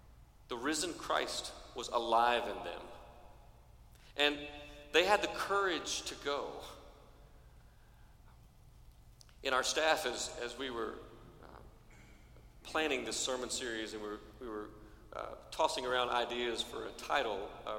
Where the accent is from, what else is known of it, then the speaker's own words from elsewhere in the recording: Cherokee, United States; it's hard for a Methodist preacher's kid to answer the question, where are you from? Because we're from lots of places. But I'd tell you, I'm from Cherokee. And it's home.